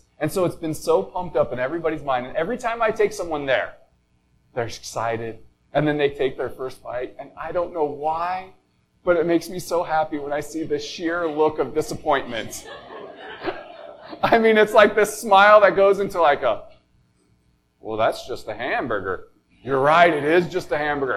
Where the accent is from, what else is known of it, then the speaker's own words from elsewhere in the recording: Colorado, United States; moved away; growing up in Colorado